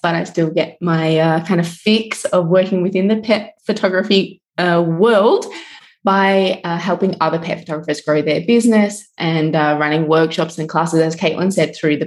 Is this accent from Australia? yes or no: yes; Australia; moved away as an adult; also born or lived in Adelaide, Australia; now in Italy; When I lived in Australia, I am Australian, started my small business out of my mom's little garage thing